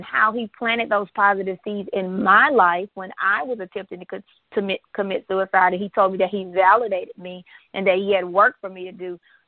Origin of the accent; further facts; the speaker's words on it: Fayette, Mississippi, United States; that I'm from Fayette, Mississippi. We don't have any stoplights. We have stop signs.